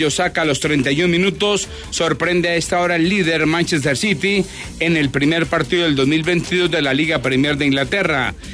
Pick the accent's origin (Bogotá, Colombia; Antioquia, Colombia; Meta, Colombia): Antioquia, Colombia; Medellín; born there; Medellín tenía, imagínese usted, 200 mil habitantes. Yo nací en Medellín.